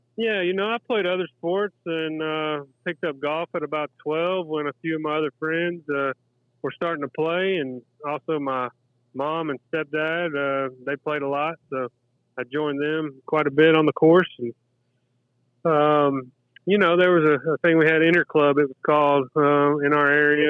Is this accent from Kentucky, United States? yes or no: yes; Lexington, Kentucky, United States; moved away as an adult; also born or lived in Danville, Kentucky; now in St. Simons Island, United States; I was in Lexington from first grade till about the age of 35